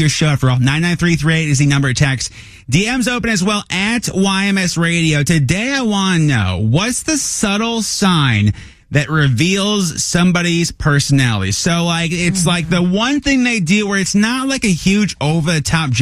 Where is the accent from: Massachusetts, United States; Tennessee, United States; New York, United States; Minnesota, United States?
Minnesota, United States; I'm from Minnesota